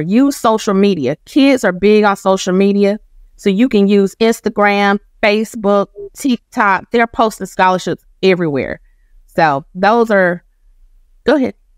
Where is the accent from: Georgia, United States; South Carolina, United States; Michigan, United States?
Georgia, United States; Macon; I'm from Macon, Georgia. My mom graduated from Northeast High School. I did too